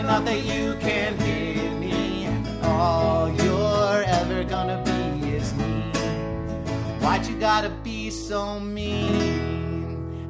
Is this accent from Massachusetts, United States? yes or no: no; New York, United States; As a New Yorker, you can say it, you know.